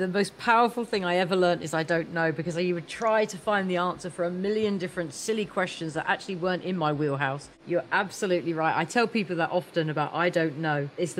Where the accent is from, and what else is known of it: Australia; moved away as an adult; now in United States